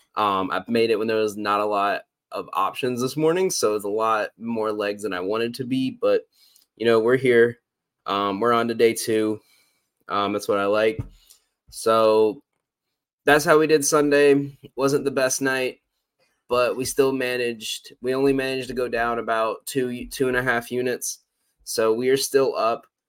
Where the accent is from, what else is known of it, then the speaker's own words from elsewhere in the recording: the Carolinas, United States; growing up in the Carolinas